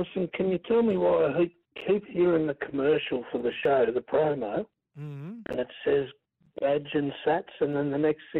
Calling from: Mermaid Waters, Queensland, Australia; I'm Mermaid Waters.

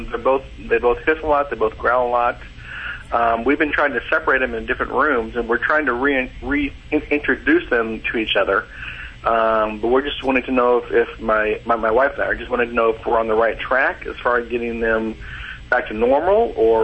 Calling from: Nashville, Tennessee, United States; Nashville, Tennessee.

